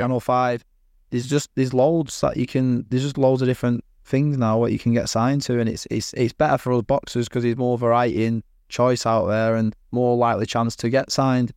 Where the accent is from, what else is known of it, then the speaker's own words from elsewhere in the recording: Manchester, North West England, United Kingdom; I'm from Manchester